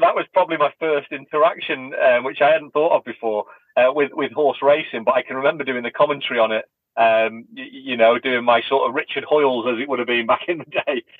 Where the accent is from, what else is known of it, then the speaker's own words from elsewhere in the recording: Blackpool, North West England, United Kingdom; a kid from Blackpool who who left school with no education